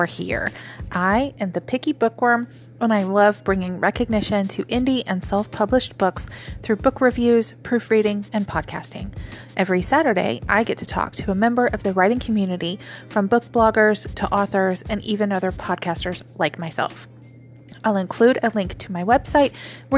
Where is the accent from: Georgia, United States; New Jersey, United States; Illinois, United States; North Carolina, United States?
Illinois, United States; also born or lived in Arkansas; now in Oklahoma, United States; I was born in Illinois, lived in Arkansas for a little while, and now I live in Oklahoma